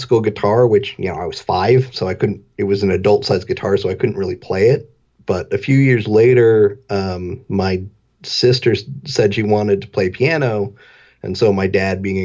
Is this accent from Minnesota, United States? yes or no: no; Salt Lake City, Utah, United States; I grew up in Salt Lake City, Utah.